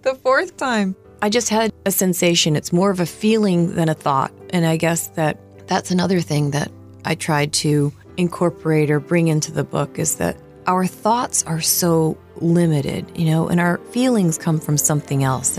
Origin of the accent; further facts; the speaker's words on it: Novelty, Ohio, United States; I was born in Ohio, and at the time my family had a poultry farm outside of Cleveland in Novelty, Ohio